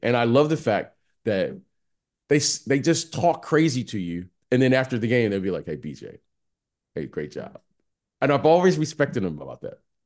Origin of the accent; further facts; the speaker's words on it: Detroit, Michigan, United States; moved away; also born or lived in Iowa / San Francisco / Chicago; I grew up in Detroit